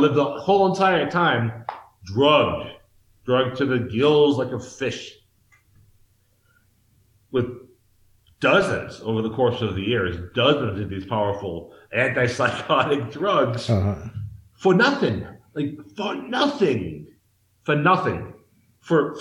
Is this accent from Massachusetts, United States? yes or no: yes; Massachusetts, United States; moved away as an adult; now in Mexico; I'm from the East Coast of the United States, the state of Massachusetts.